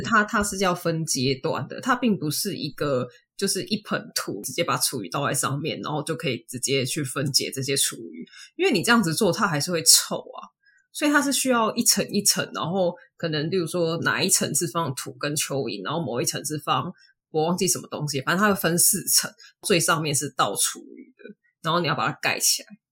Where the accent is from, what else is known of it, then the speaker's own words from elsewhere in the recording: Taipei, Taiwan; 我小时候住台北，在台北是没有什么，就是池塘还是什么